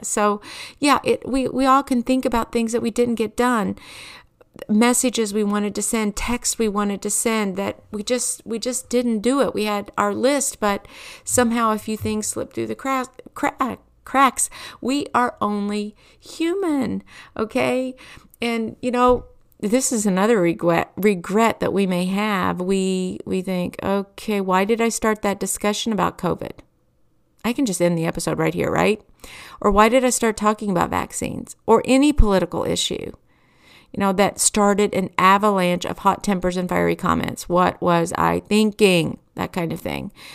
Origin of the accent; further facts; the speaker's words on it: Kentucky, United States; I grew up in Kentucky